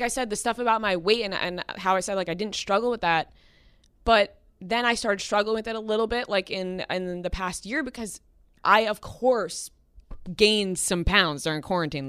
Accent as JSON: {"language": "English", "area": "Long Island", "region": "New York", "country": "United States", "said": "I'm from Long Island, and my dad drove me into the city at least three, four times a week"}